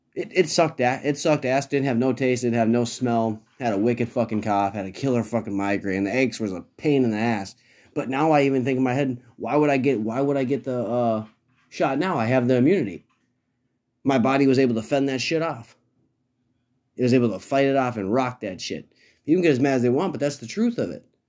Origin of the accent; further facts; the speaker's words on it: Minnesota, United States; I live in Minnesota, and it is a liberal hellhole, but it is also my home state.